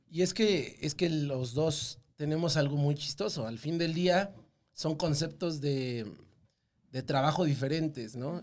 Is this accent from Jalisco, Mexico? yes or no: no; Mexico City, Mexico; yo soy totalmente del meridito Distrito Federal, así, Ciudad de México